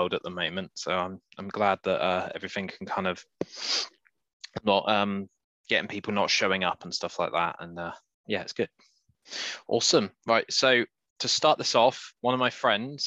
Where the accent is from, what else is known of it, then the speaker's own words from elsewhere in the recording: United Kingdom; we're British